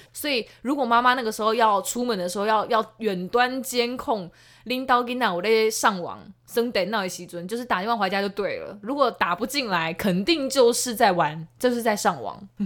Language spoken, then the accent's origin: Chinese; southern Taiwan, Taiwan; 我们南部人很淳朴